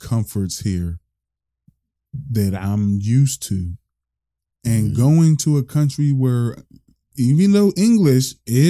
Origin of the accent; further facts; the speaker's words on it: United States; Now I'm an American in Ghana.